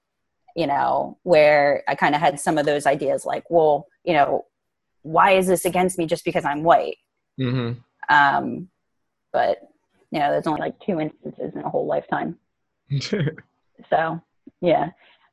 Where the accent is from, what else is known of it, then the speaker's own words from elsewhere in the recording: Willingboro, New Jersey, United States; growing up in Willingboro is that I'm really grateful for it